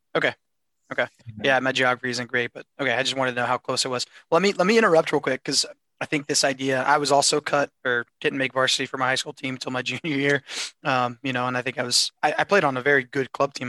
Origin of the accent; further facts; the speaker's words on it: Wisconsin, United States; That's where we're from